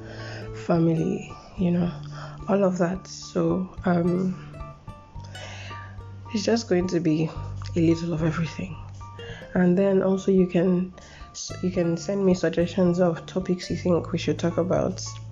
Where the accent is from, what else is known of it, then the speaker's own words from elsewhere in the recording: Lagos, Nigeria; also born or lived in Edo State, Nigeria; I'm from Edo State, Nigeria. I was born and brought up in Lagos.